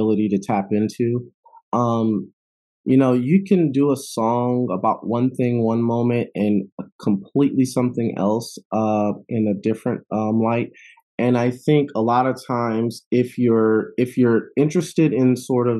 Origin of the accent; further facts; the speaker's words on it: Chicago, Illinois, United States; moved away; also born or lived in Madison, Wisconsin / Oakland, California; I'm originally from Chicago